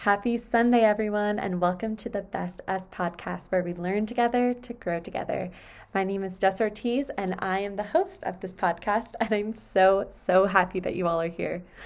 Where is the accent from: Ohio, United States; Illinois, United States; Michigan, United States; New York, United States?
New York, United States; now in Southern California, United States; I was born and raised in New York